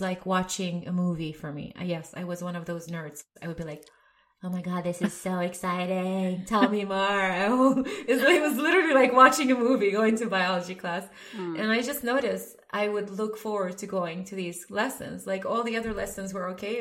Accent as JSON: {"language": "English", "country": "Sweden", "tie": "born or raised there", "also_born_or_lived": "Lebanon / Dresden, Germany", "moved": "as an adult", "said": "So I grew up in Sweden."}